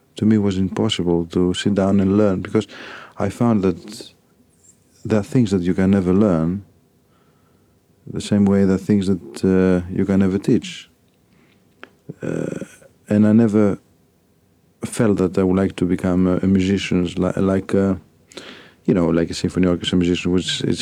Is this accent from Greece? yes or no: yes; Athens, Attica, Greece; moved away as an adult; also born or lived in Volos, Greece / Paris, France; now in London, United Kingdom; I grew up in Athens.